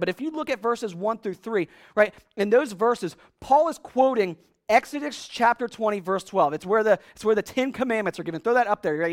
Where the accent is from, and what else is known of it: United States